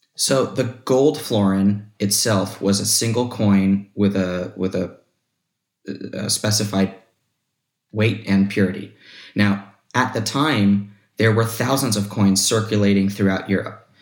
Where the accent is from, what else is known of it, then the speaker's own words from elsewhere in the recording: United States; as an American citizen